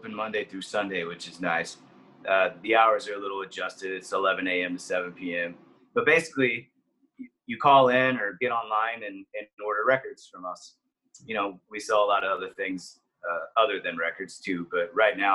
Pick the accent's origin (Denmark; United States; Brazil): United States; Brady, Texas; I grew up in a small town called Brady, Texas, right up the road.